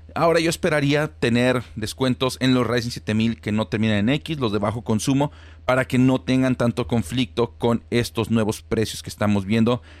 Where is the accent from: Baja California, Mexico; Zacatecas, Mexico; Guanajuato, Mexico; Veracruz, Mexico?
Guanajuato, Mexico; now in Monterrey, Mexico; ninguno de los dos es originario de Monterrey, yo soy de Guanajuato